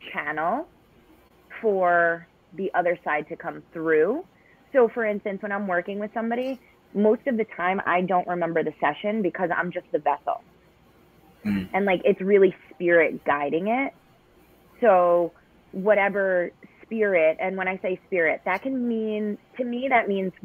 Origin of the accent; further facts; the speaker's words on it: New York, United States; I'm a New Yorker